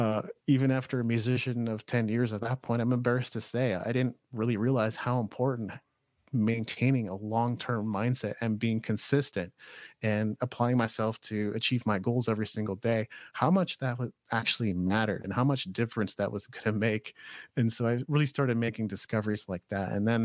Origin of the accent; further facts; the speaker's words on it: Japan; I grew up in Japan actually.